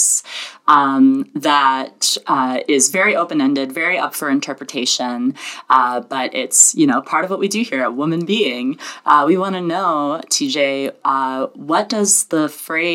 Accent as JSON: {"language": "English", "region": "the South", "country": "United States", "tie": "born or raised there", "said": "I was born and raised in the South"}